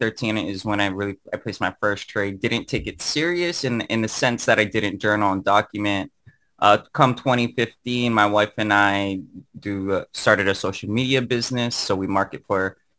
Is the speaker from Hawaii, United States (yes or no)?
yes; Hawaii, United States; I didn't know an actual trader other than myself who actually traded in Hawaii, born and raised in Hawaii